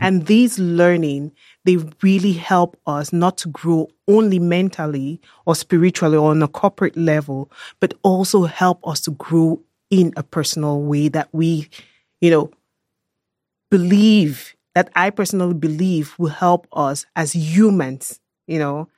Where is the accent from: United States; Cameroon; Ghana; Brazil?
Cameroon; now in Germany; I am a German national. I was born and raised in Cameroon, West Central Africa